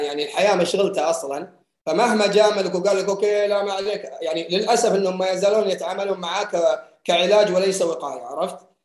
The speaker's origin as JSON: {"language": "Arabic", "country": "Saudi Arabia", "said": "عندنا في السعوديه"}